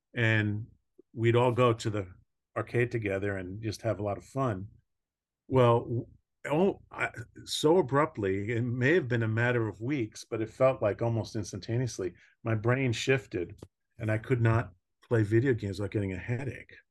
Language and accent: English; Long Island, New York, United States; I grew up in New York, um, on Long